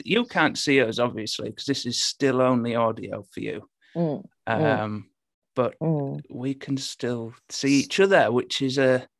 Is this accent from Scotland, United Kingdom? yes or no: no; Hull, Yorkshire and the Humber, United Kingdom; accent: Hull; I've dialed it back a bit, actually. I'm from Hull originally, and the Hull accent is terrible.